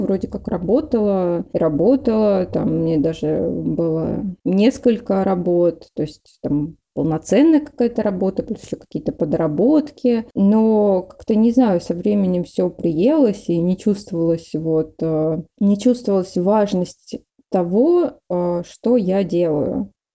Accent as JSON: {"language": "Russian", "town": "Livny", "region": "Oryol Oblast", "country": "Russia", "tie": "born or raised there", "moved": "as an adult", "lives_now": "Moscow, Russia", "said": "я не родилась в Орле, я ж родилась в Ливнах"}